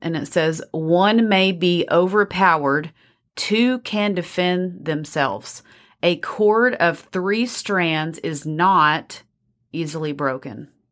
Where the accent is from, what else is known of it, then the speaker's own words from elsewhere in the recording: Texas, United States; accent: Texas; my Texas accent